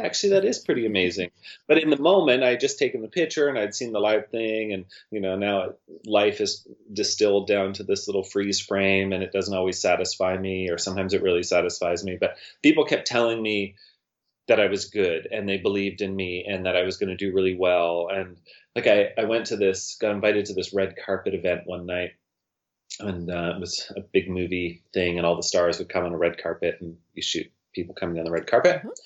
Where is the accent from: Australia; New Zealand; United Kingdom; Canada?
Canada; Winlaw, British Columbia; I'm from Winlaw